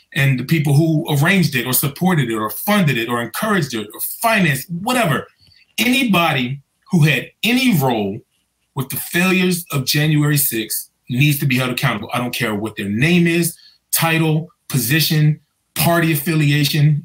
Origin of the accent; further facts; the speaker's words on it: Prince George's County, Maryland, United States; I grew up in Prince George's County.